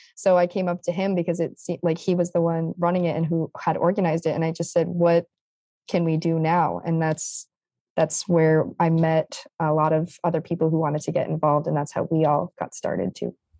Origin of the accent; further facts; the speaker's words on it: East Lyme, Connecticut, United States; I grew up from the get-go in East Lyme, so I had no other, you know, from first grade through high school